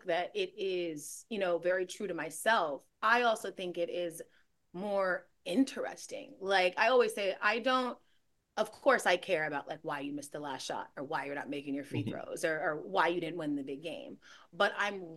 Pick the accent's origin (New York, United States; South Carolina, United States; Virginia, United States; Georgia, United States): Georgia, United States; Gwinnett County; I'm from Gwinnett County